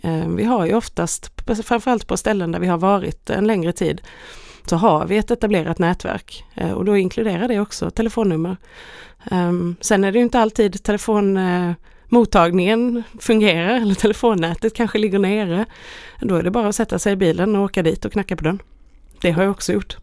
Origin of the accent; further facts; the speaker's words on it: Sweden; hemma i Sverige